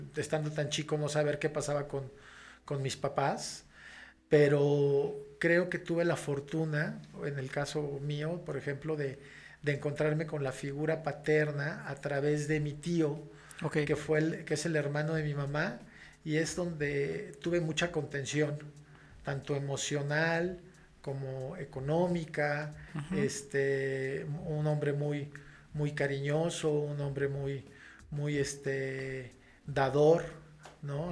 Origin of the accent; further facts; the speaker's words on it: León, Guanajuato, Mexico; also born or lived in Mexico City; yo a los casi seis años me mudo con mi mamá este, y con mis hermanos y con un tío, hermano de mi mamá, a la ciudad de León, Guanajuato